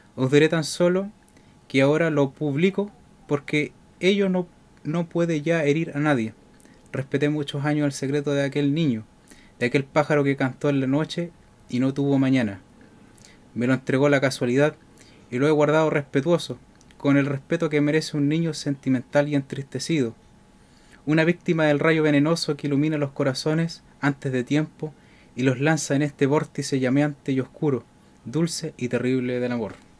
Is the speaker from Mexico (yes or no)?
no; Chile; somos chilenos